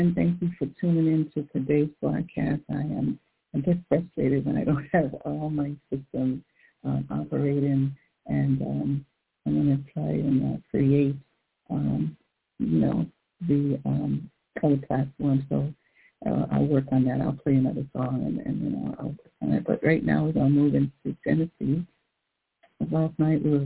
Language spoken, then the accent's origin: English; United States